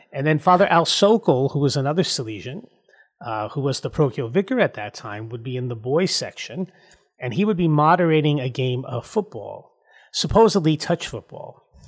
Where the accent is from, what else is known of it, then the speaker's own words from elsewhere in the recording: Mahwah, New Jersey, United States; also born or lived in Suffern, New York; I was blessed growing up in Mahwah, New Jersey